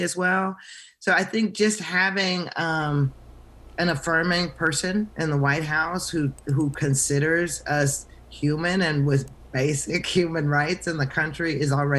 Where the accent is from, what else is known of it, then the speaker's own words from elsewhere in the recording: Arkansas, United States; now in North Carolina, United States; I'm from Arkansas originally